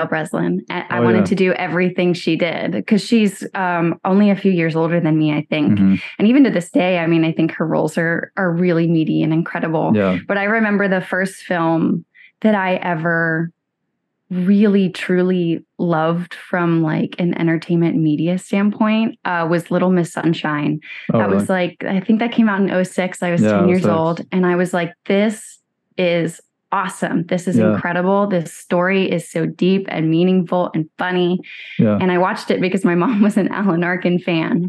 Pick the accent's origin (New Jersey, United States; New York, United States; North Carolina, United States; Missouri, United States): North Carolina, United States; Chapel Hill; moved away; also born or lived in Durham, North Carolina; grew up in Chapel Hill